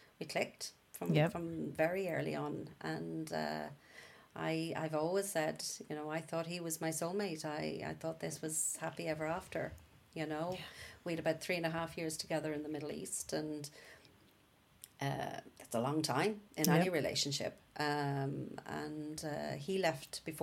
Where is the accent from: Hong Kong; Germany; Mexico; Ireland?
Ireland; Ballinkillen, County Carlow; I grew up in Ballinkillen, which is a small village in Carlo.